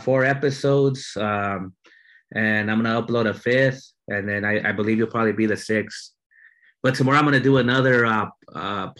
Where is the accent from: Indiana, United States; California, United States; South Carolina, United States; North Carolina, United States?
California, United States; Santa Ana; I grew up in Santa Ana